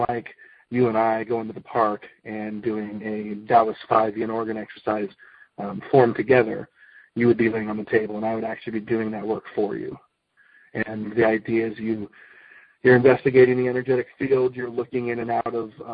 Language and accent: English; United States; I am an American-born guy